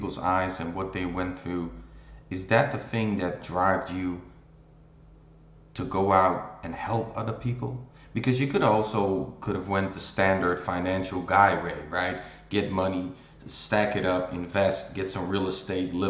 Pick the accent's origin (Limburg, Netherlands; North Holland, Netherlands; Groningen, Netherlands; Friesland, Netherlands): North Holland, Netherlands; Amsterdam; I'm from Amsterdam myself in Holland